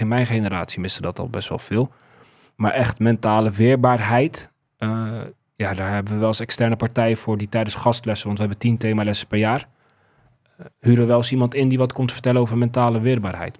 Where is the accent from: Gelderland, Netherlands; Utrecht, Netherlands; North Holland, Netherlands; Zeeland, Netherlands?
Utrecht, Netherlands; Zeist; ik ben dus opgegroeid in Zeist, Volloven